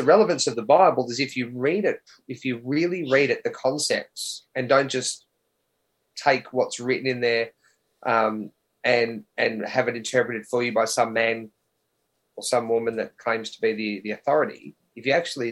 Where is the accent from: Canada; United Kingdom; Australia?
Australia; born or raised there